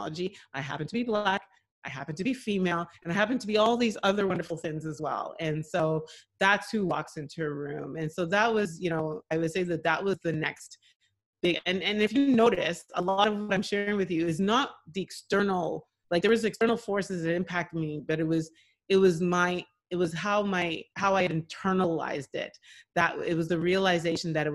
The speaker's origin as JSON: {"language": "English", "town": "Montreal", "region": "Quebec", "country": "Canada", "tie": "born or raised there", "also_born_or_lived": "Ottawa, Canada / Nigeria (ancestry)", "said": "growing up in Montreal in the late 70s"}